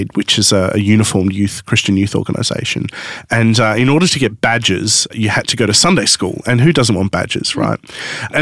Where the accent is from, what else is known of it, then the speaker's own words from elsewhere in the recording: Sydney, New South Wales, Australia; also born or lived in Newcastle; I grew up in Sydney